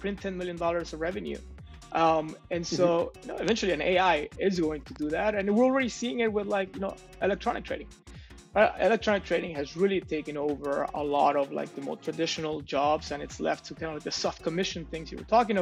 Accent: Mexico; my hometown here in Mexico

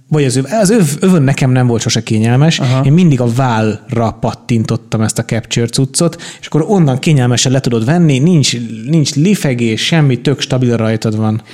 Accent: Budapest, Hungary; én Óbudán nőttem föl

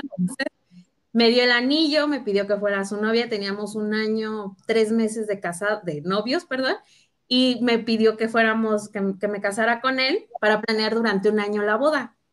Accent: Querétaro, Mexico; also born or lived in Uruapan, Michoacán; yo nací en Michoacán, yo soy de Uruapan, Michoacán, familias de allá, y me vine desde los siete años aquí a vivir a Querétaro con mis papás.

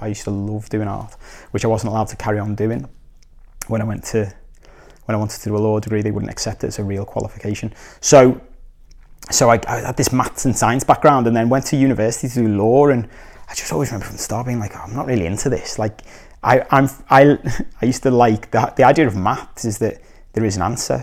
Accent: Liverpool, North West England, United Kingdom; moved away; also born or lived in Korea; I'm from Liverpool

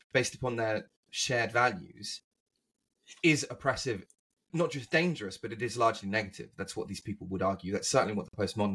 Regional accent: England, United Kingdom; moved away; as an Englishman growing up

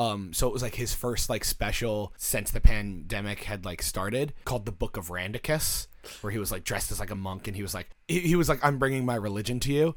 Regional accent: United States; We're American.

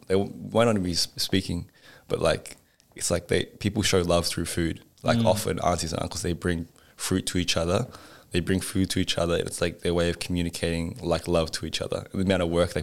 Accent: Melbourne, Victoria, Australia; I was born in Melbourne

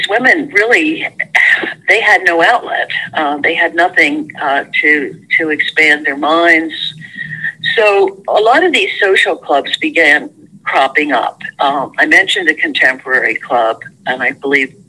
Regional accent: Trenton, New Jersey, United States; When I was growing up, I grew up in Trenton

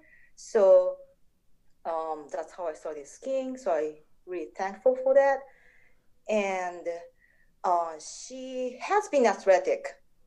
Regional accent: Niigata, Japan; moved away as an adult; now in Minnesota, United States; I was born and raised in Japan, and moved to the States to go to college

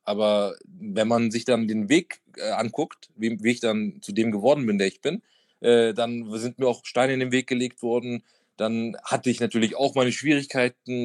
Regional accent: Hamburg, Germany; also born or lived in Madrid; ich bin wirklich so in der Hauptstadt von Bildstedt aufgewachsen

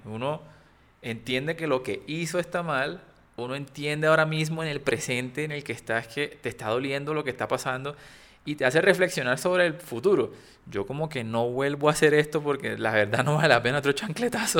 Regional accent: Cartagena, Bolívar, Colombia; accent: costeño; soy un niño que creció en Cartagena, eh, obviamente soy costeño

